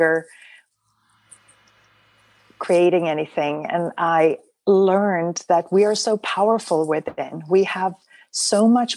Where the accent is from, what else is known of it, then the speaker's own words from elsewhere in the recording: Sweden; now in United States; I actually was born and raised in Sweden, and then ended up coming over to the United States, which is now my home